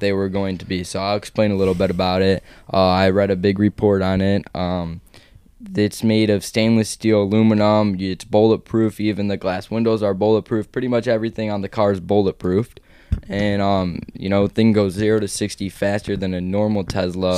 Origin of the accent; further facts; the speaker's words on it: Chicago, Illinois, United States; now in Florida, United States; I'm from Chicago